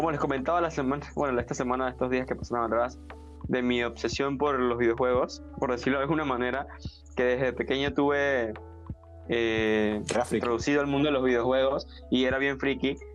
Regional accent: Panama; un recuerdo que puedo decir que marcó mi infancia, porque hablo aquí en Panamá, por lo menos había un área donde yo vivía que era bastante peligrosa

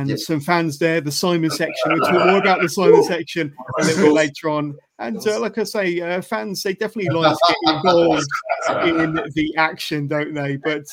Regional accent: Oxford, South East England, United Kingdom; I'm also from Oxford.

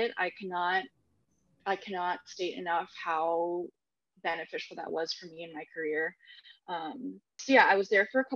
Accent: Katy, Texas, United States; I grew up in Houston, in a suburb of Houston called Katy

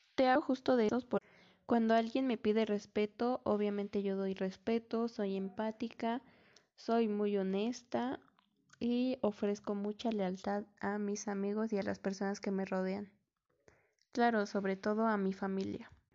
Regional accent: Melchor Ocampo, State of Mexico, Mexico; Yo soy del Estado de México y actualmente vivo en un municipio que se llama Melchor Ocampo

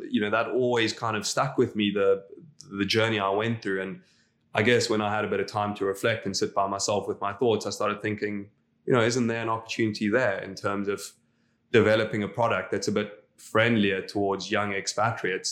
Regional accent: South Africa; moved away as an adult; now in Dubai, United Arab Emirates; as a South African, we all follow rugby

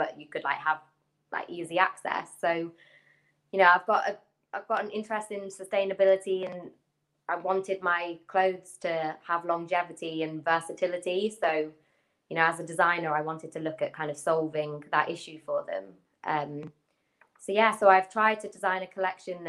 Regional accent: Leicester, East Midlands, United Kingdom; moved away as an adult; also born or lived in Hong Kong; now in London, United Kingdom; I currently live in London. So, I'm originally from Leicester

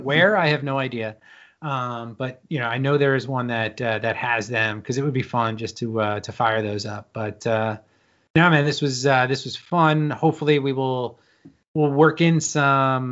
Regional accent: Pennsylvania, United States; I'm at least from the Pennsylvania area

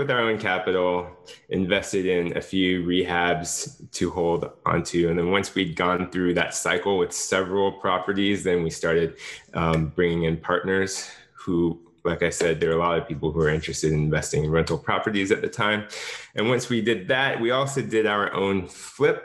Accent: Jacksonville, Florida, United States; I started a company with my wife in 2013 in Jacksonville, Florida. This is my hometown

